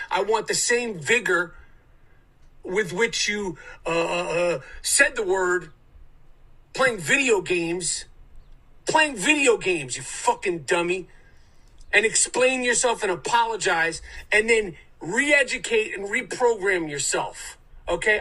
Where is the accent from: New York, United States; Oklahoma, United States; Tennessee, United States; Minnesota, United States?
New York, United States; New York City; Growing up in New York City